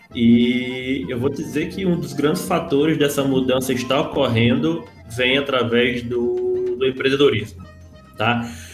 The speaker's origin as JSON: {"language": "Portuguese", "area": "Cajazeiro", "region": "interior of Ceará", "country": "Brazil", "tie": "born or raised there", "also_born_or_lived": "Mossoró, Rio Grande do Norte", "moved": "yes", "lives_now": "Rio de Janeiro, Brazil", "said": "apesar de eu ser nascido em Mossoró, a minha infância aconteceu muito em Cajazeiro, no interior do Ceará"}